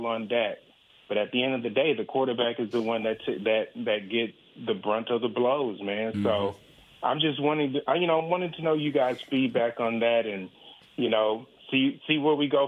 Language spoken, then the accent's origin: English; Texas, United States; moved away as an adult; now in Seattle, United States; I'm originally from Texas. So I moved to Seattle probably about 10 years ago